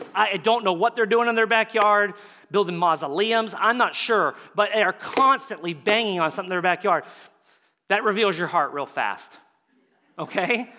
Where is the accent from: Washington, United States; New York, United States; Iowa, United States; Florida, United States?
Florida, United States; Tampa Bay area; I'm from the Tampa Bay area, so the Tampa Bay Lightning are my team